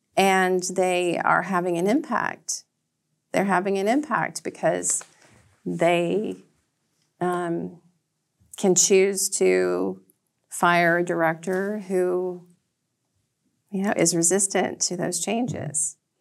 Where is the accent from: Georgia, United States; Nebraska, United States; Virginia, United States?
Georgia, United States; Red Clay; moved away as an adult; now in Nantucket, United States; I grew up in an area known as Red Clay, Georgia